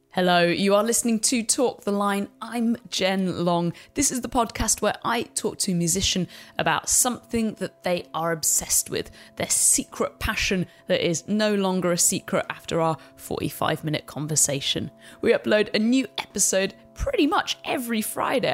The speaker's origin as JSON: {"language": "English", "country": "United Kingdom", "said": "as a Brit"}